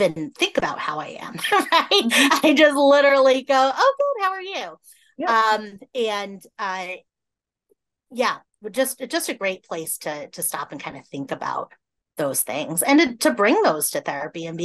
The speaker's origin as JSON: {"language": "English", "region": "Massachusetts", "country": "United States", "tie": "born or raised there", "moved": "yes", "lives_now": "Iowa, United States", "said": "I grew up in Massachusetts"}